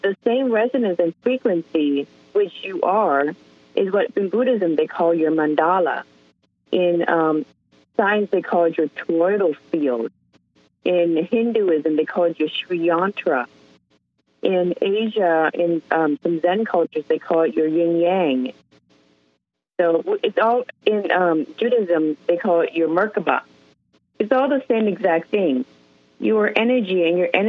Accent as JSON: {"language": "English", "town": "Seattle", "region": "Washington", "country": "United States", "said": "I'm from Seattle"}